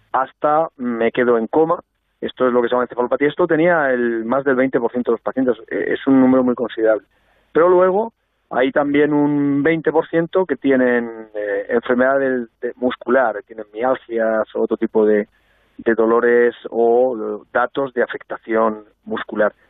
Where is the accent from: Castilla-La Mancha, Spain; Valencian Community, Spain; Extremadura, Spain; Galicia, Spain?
Castilla-La Mancha, Spain; Albacete; siendo albaceteño